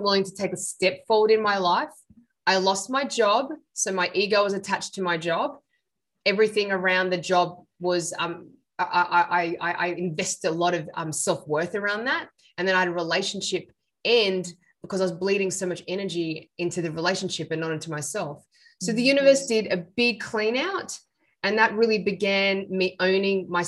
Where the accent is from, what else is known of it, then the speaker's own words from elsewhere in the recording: Sydney, New South Wales, Australia; I'm Sri Lankan. I was born in Sydney